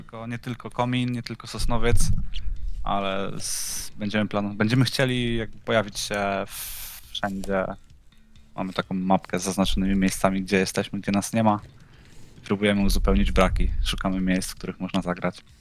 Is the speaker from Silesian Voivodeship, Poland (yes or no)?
yes; Będzin, Silesian Voivodeship, Poland; My jesteśmy z Będzina, to jest zagłębia